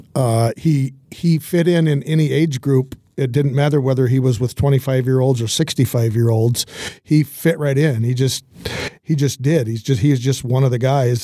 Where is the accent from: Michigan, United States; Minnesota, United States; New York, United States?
Michigan, United States; Hillsdale; I'm from Hillsdale